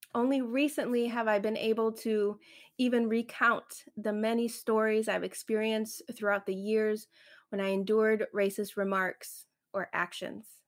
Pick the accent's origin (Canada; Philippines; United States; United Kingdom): United States; Chicago, Illinois; first language Spanish; English is a second language; we were living in the suburbs of Chicago, close to Indiana. I grew up in the suburbs